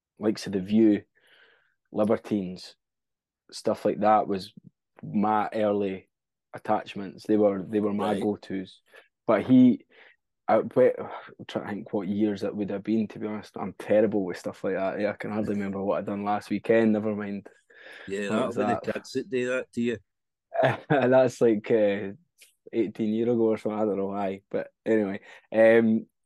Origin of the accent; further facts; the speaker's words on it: Prestonpans, Scotland, United Kingdom; accent: Scottish; we're from a wee coastal town called Preston Pans